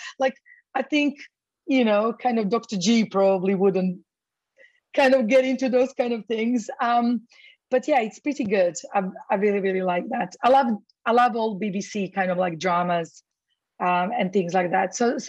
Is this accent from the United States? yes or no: no; Croatia; now in London, United Kingdom; So I'm actually originally Croatian. So I'm from Croatia, but I lived in London most of my life.